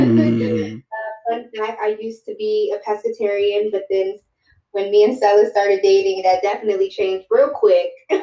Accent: Fort Washington, Maryland, United States; moved away as an adult; now in New York City, United States; I'm originally from Prince George's County in Fort Washington

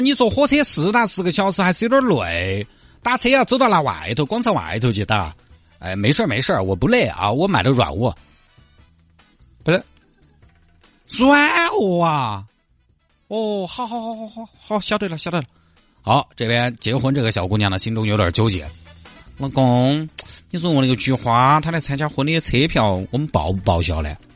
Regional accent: Sichuan, China; 我们老家那些基本上就在四川境内

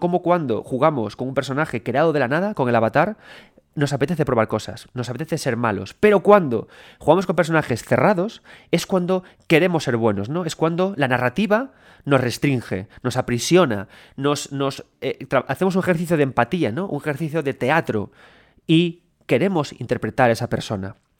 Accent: Galicia, Spain; soy gallego

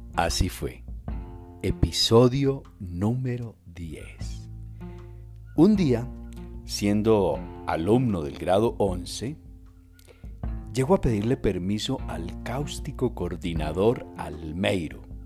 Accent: Quimbaya, Quindío, Colombia; yo era el director del grupo del teatro del colegio. Durante cinco años, háganme el favor, semejante institución en Quimbaya

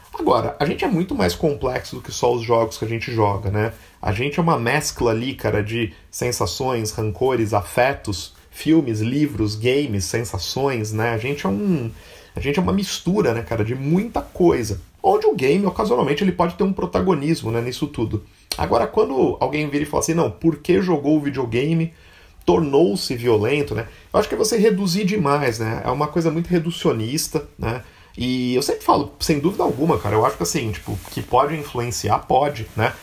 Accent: Catanduva, São Paulo, Brazil; eu sou de Catanduva

